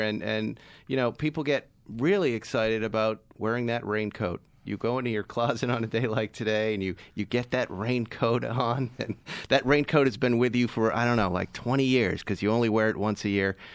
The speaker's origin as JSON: {"language": "English", "region": "Massachusetts", "country": "United States", "said": "I'm from Massachusetts"}